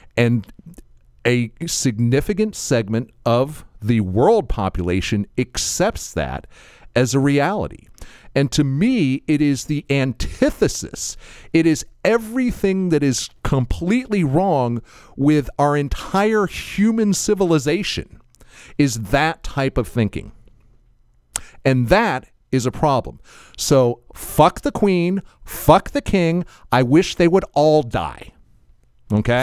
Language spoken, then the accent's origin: English; United States; I'm an American